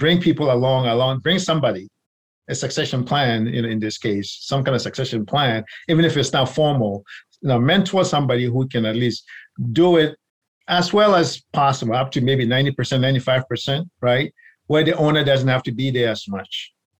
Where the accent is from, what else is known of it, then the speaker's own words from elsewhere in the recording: Ghana; also born or lived in New York; now in Maryland, United States; So my background, so originally born in New York, but raised in Ghana, where my grandparents are from. So I've kind of lived all over the place.